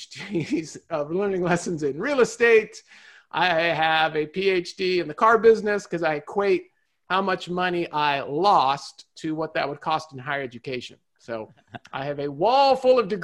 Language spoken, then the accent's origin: English; Southern California, United States; my life growing up in Southern California